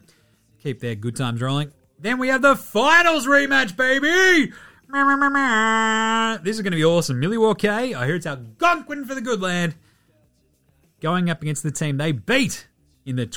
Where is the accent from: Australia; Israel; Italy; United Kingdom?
Australia; we Aussie fans